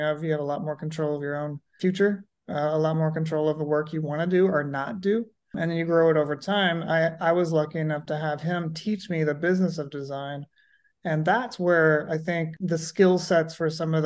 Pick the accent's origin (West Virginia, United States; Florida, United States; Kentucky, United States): Kentucky, United States; Louisville; also born or lived in Massachusetts; now in Napa, United States; I grew up outside of Louisville, Kentucky, which is very much bourbon country